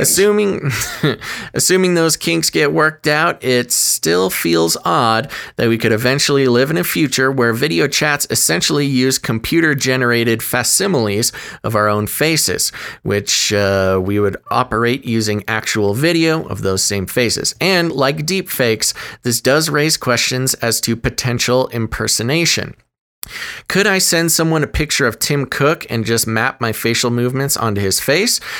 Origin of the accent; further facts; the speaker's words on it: United States; accent: American; my accent, my American accent